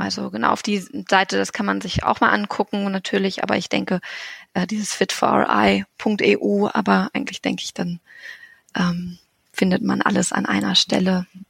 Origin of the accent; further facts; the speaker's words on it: Hannover area, Lower Saxony, Germany; now in Göttingen, Germany; ich komme aus der Ecke Hannover, also ist jetzt nicht so weit